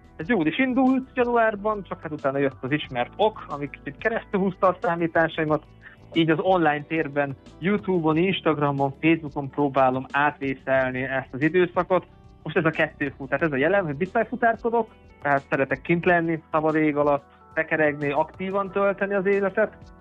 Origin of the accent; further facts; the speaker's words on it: Mezőkövesd, Borsod-Abaúj-Zemplén, Hungary; moved away as an adult; also born or lived in Nyíregyháza / Eger; now in Vienna, Austria; Én amúgy mezőkövesden születtem, oda is költöztem vissza a főiskola után.